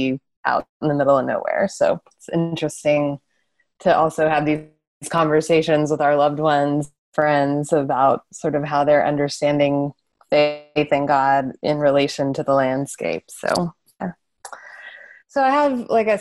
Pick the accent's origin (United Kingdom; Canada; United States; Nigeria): United States; West Texas; being from West Texas